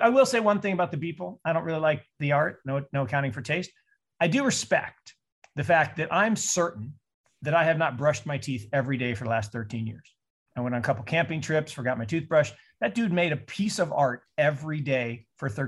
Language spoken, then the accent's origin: English; Seattle, Washington, United States; I grew up in Seattle